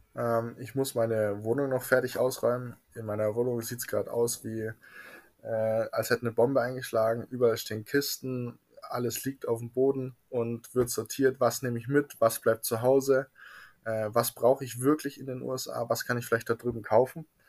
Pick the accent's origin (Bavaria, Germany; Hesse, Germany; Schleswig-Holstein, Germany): Bavaria, Germany; Munich; Ich komme aus München, genauer gesagt aus Trudeleck